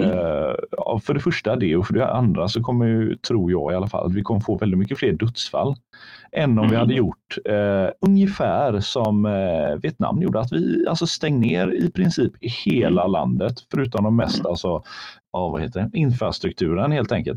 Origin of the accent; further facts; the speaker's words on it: Sweden; vi svenskar